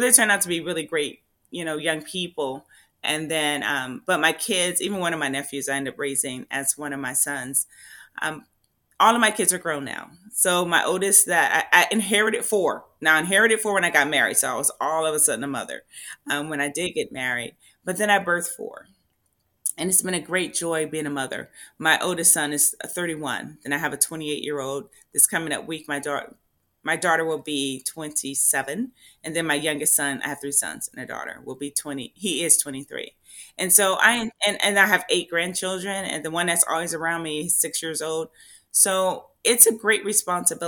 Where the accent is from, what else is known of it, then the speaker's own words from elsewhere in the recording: Compton, California, United States; now in Tracy, United States; I grew up in Compton, Crips and Bloods